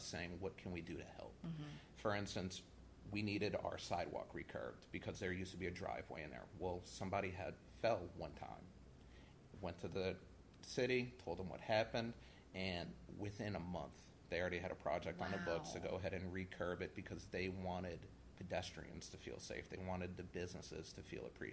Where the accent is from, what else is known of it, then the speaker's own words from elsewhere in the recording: West Bank, Louisiana, United States; also born or lived in Lakeview, New Orleans; I grew up on the West Bank, and after Katrina, I moved to Lakeview.